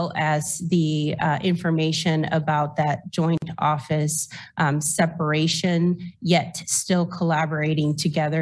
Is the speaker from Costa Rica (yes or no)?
yes; Costa Rica; moved away as an adult; now in Lawrence, United States; I was born and raised in Costa Rica